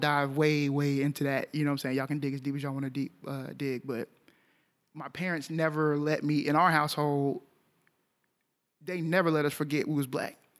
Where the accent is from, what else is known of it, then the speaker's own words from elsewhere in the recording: Arlington, Texas, United States; I grew up in Arlington